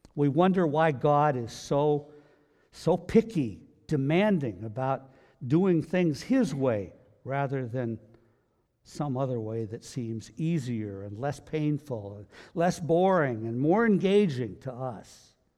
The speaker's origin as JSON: {"language": "English", "country": "United States", "said": "we are we are Christians. but we're American Christians"}